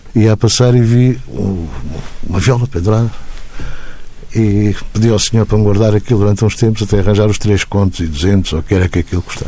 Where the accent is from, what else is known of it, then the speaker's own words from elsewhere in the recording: Azores, Portugal; eu sou açoriano